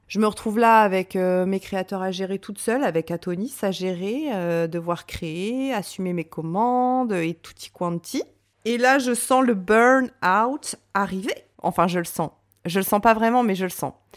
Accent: Reims, Grand Est, France; moved away as an adult; Je suis rentrée à Reims parce que je suis originaire de Reims

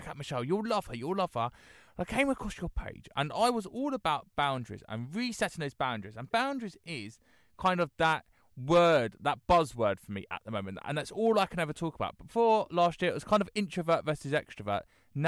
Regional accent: United Kingdom; being British

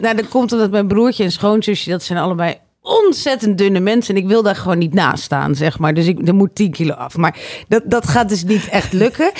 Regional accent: Harderwijk, Gelderland, Netherlands; ik kom uit Harderwijk

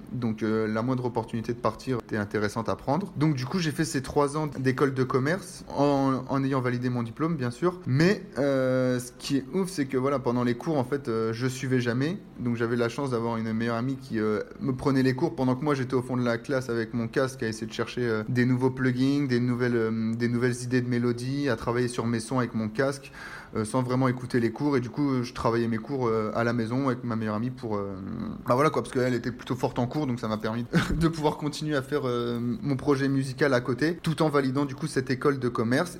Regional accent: northern France, France; moved away; je viens du nord de la France

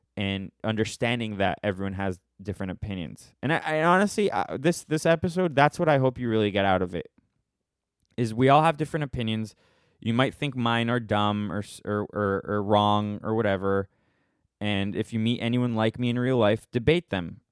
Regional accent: United States; we're American

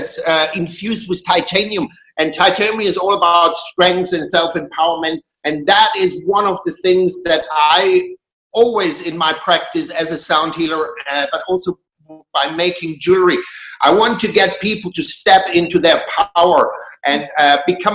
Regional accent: Germany; moved away as an adult; also born or lived in Berlin, Germany; now in Glastonbury, United Kingdom; I was born in Germany in a very small town, very conservative circumstances. At the age of 19, I decided to break free.

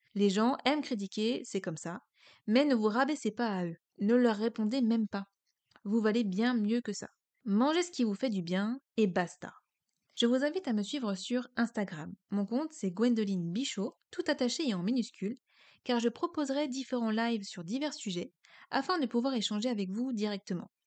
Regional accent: Brittany, France; je suis bretonne

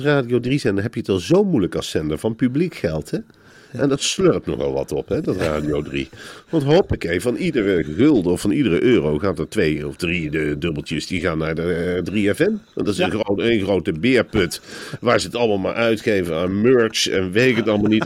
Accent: Arnhem, Gelderland, Netherlands; die Germaanse drang die ik toch in me heb als Arnhemmer

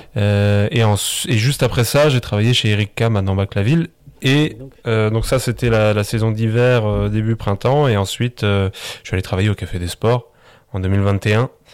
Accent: Biederthal, Grand Est, France; also born or lived in Colmar / Strasbourg; je suis originaire du village de Bidertal

